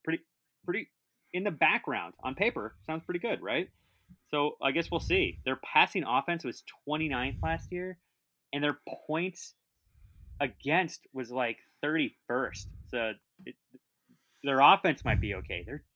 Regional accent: Utah, United States; born or raised there

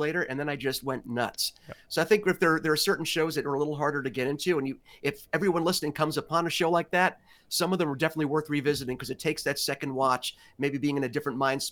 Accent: New York City, New York, United States; where I grew up in Greenwich Village in Manhattan, in New York

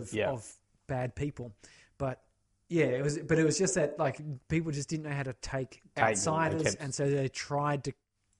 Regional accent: United Kingdom; No, we're British.

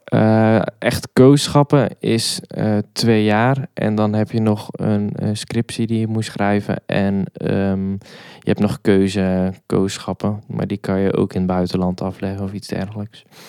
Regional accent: Hoek, Zeeland, Netherlands; moved away as an adult; now in Nijmegen, Netherlands; daarvoor kom ik uit Zeeland, in het plaatsje Hoek.

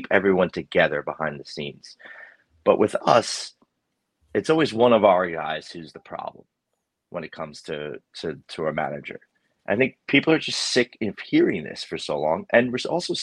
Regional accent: New York, United States; accent: New York; my New York accent

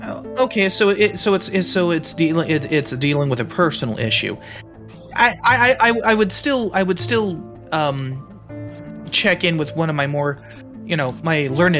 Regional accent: United States; Because I am from America, I am a cowboy, so I've probably dealt with Mexicans and Spaniards

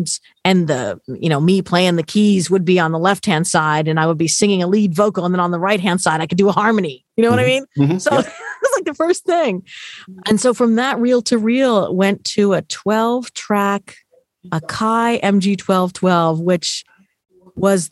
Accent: Simi Valley, California, United States; I grew up in Southern California. So Hollywood was, you know, not quite in my backyard. I was in Ventura County in Simi Valley

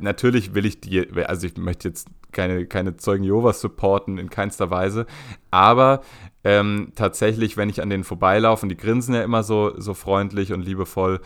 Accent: Berlin, Germany; als Berliner

